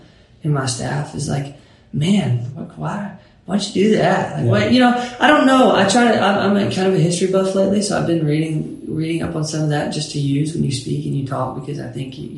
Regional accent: Bowling Green, Kentucky, United States; It's small town USA, Bowling Green, Kentucky

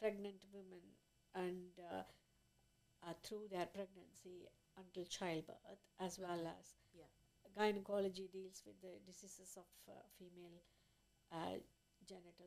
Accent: India; moved away as an adult; I was born in India, and then I graduated from there, from a medical school

